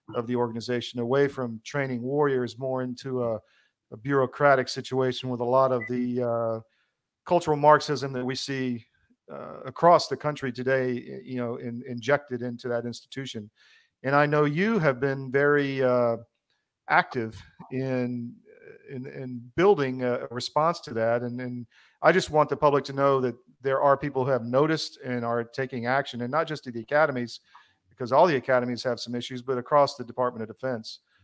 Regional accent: the South, United States; accent: Southern; I was from the South. I took crap for having a Southern accent

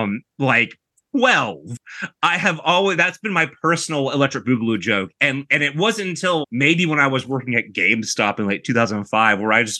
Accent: United States

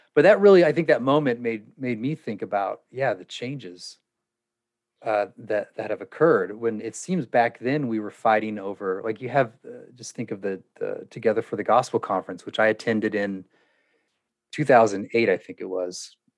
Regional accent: California, United States; I was from California

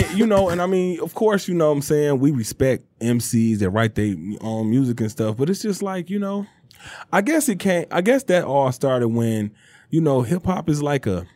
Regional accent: Detroit, Michigan, United States; I'm from Detroit.

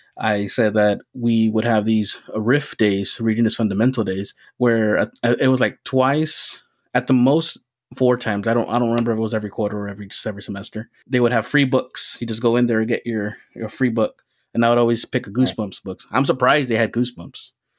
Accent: southern tip of Texas, United States; I grew up near Mexico, actually, in the southern tip of Texas

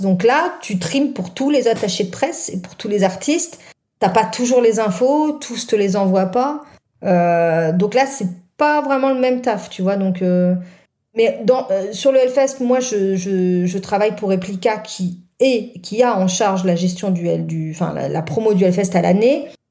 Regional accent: Nord, Hauts-de-France, France; je suis du Nord

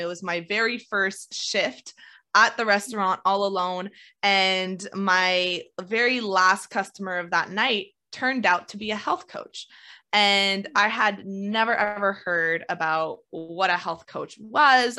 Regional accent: Canada; I'm Canadian

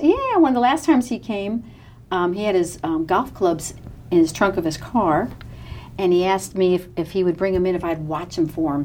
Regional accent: New York, United States; moved away as an adult; now in Texas, United States; I'm from New York, and uh, my family um, big Mets fans

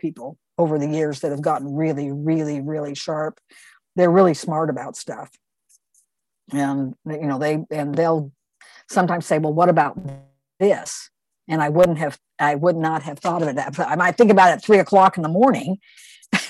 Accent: Wichita, Kansas, United States; from my hometown, Wichita, Kansas

